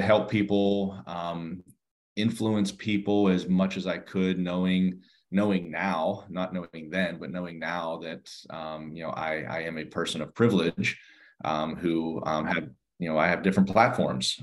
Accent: outside Pittsburgh, Western Pennsylvania, United States; now in Fairfax County, United States; I grew up in the in the Western Pennsylvania um, area, uh, just outside of uh, Pittsburgh

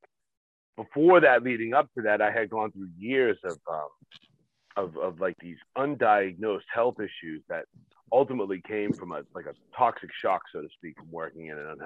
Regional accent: Massachusetts, United States; I'm from Massachusetts

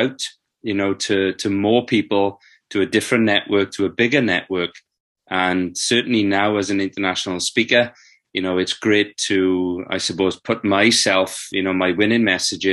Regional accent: South Wales, United Kingdom; I was growing up in South Wales

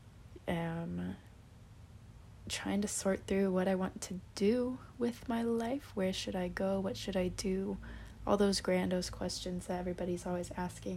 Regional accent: Washington, United States; moved away as an adult; now in Boston, United States; I live in Boston. I am from Washington State. I am a little far from home

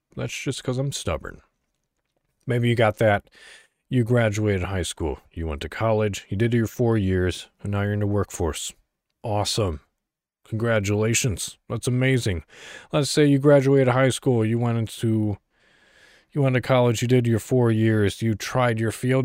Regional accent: Illinois, United States; I'm from Illinois, so, you know, Chicago all the way.

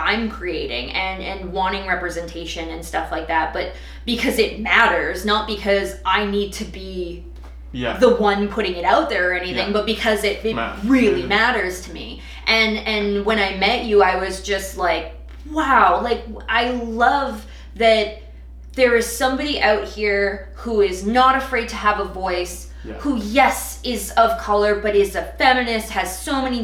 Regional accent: Toronto, Ontario, Canada; now in Kelowna, Canada; my hometown and Toronto and stuff like that, there's endless diversity.

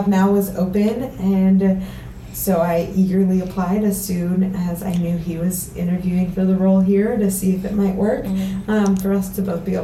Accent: Costa Mesa, California, United States; moved away as an adult; also born or lived in Huntington Beach, California / Harvard (Massachusetts) / Denver, Colorado; now in Easton, Pennsylvania, United States; So that's where I grew up, Costa Mesa / Huntington Beach

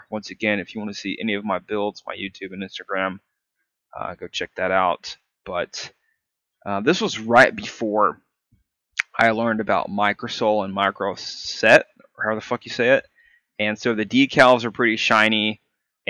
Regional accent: United States; I am American

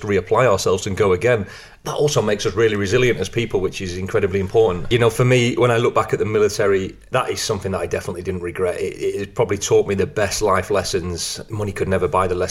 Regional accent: Blackpool, North West England, United Kingdom; I grew up in Blackpool

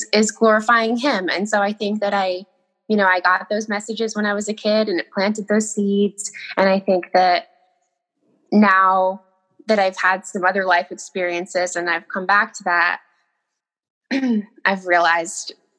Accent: Millinocket, Maine, United States; I grew up in Millinocket, Maine, really small town.

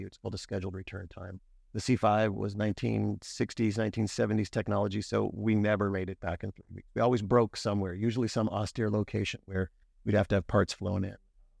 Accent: Erie, Pennsylvania, United States; Yeah, so I grew up here in Erie, PA, went to Cathedral Prep for high school and graduated in 1989.

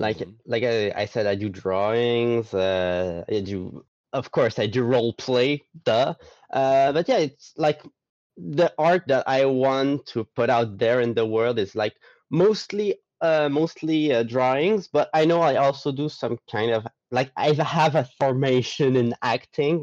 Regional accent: Gaspé, Quebec, Canada; I'm from Quebec, not mm-hmm. the city, but the province. The, the city I'm from is Gaspé

